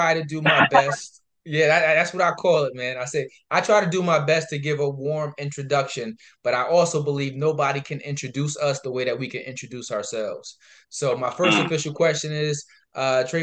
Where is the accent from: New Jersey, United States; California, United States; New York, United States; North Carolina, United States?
New York, United States; Albany; moved away; coming up in Albany